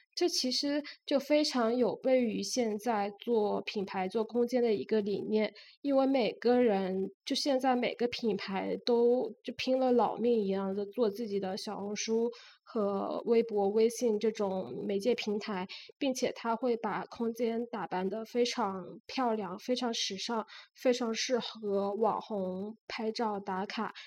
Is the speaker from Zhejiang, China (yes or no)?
yes; Wenzhou, Zhejiang, China; moved away; also born or lived in Shanghai; 我也是温州人